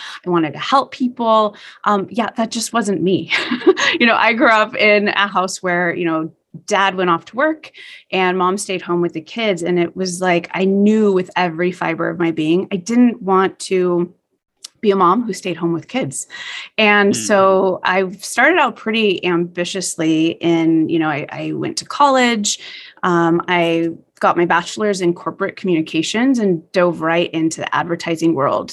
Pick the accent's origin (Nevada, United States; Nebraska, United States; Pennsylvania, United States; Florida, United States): Nevada, United States; Las Vegas; growing up in Las Vegas